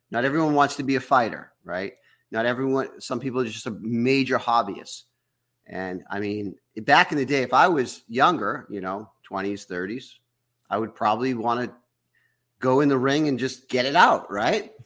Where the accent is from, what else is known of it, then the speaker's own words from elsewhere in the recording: Massachusetts, United States; moved away; I was from Massachusetts